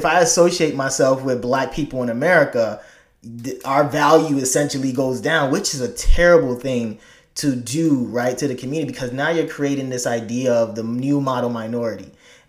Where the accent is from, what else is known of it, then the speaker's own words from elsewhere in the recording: Chicago, Illinois, United States; when I immigrated here in 98 and I was growing up in Chicago, north side, then moved to south side